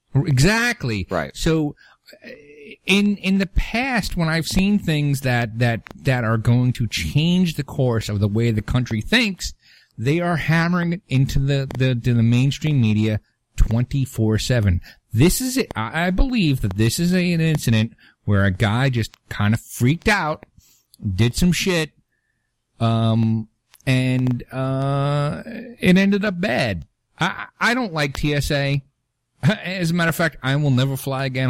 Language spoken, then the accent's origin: English; New York City, New York, United States; moved away; also born or lived in Long Island, New York; I'm from Brooklyn and I'm a truck driver